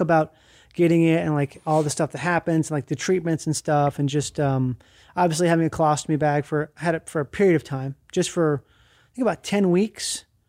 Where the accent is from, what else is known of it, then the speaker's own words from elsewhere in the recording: Minnesota, United States; I grew up in Minnesota, and that's where I started having colitis.